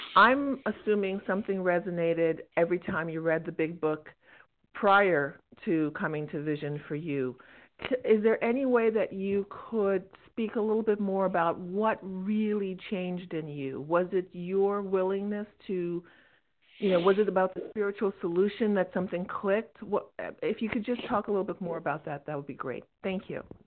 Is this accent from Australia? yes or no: no; Jamaica; I'm Jamaican, and so I have my cultural foods